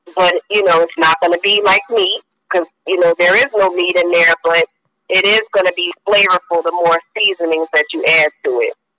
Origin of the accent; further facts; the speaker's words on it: New Jersey, United States; now in North Jersey, United States; I'm originally from South Jersey, but um, I'm currently living in North Jersey